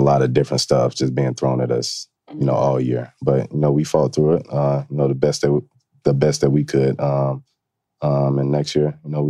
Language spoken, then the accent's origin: English; the South, United States; growing up in the South.